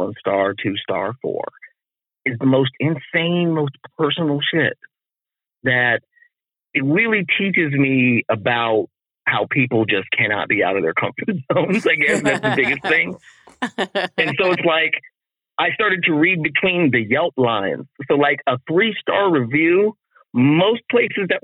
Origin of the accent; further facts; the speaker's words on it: Las Vegas, Nevada, United States; moved away as an adult; also born or lived in Boston / New York; I am from Vegas, so I forget that that is abnormal to people. I forget that growing up with neon lights, casinos, and slot machines